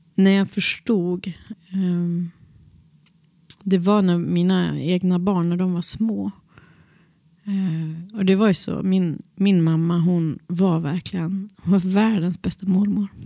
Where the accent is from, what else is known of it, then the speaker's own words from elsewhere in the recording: Boliden, Västerbotten County, Sweden; jag växte upp i Boliden